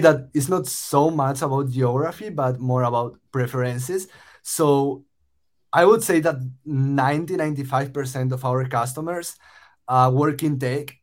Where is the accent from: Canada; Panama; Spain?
Spain; moved away as an adult; also born or lived in Los Angeles, United States; I moved from Spain, uh, where I'm originally from, uh, to the US to study at USC